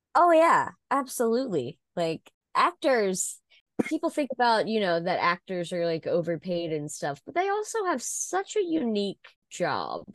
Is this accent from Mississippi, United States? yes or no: yes; Mississippi, United States; Elvis is from my home state